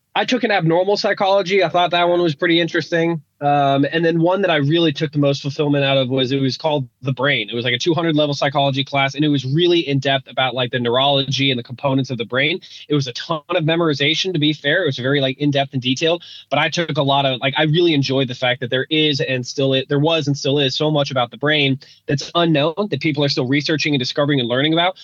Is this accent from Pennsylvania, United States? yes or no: no; Denver, Colorado, United States; my my district school growing up in Denver